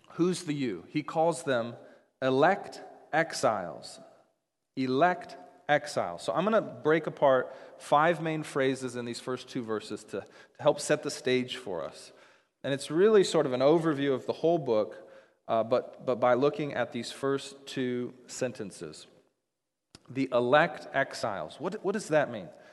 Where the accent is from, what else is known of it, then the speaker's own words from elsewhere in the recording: Seattle, Washington, United States; moved away as an adult; also born or lived in Dallas, Texas; When I grew up in the Seattle area, and after college, I decided, I chose to move to Dallas, Texas.